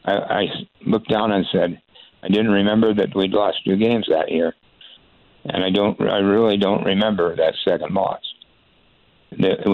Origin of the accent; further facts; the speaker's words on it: Spokane, Washington, United States; I've been a Cougar my whole life because I grew up in Spokane.